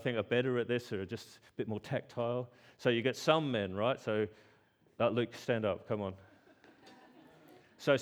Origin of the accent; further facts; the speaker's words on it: Australia; I'm Australian